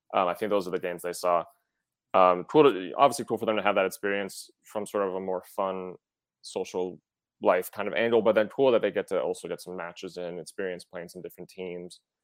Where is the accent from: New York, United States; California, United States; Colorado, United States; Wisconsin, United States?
Wisconsin, United States; I'm, I'm from Wisconsin, not Minnesota